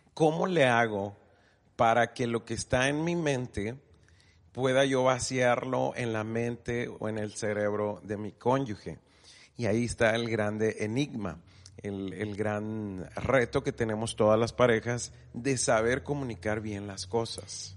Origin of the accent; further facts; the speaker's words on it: Mexico; aunque somos mexicanos los dos, hablamos español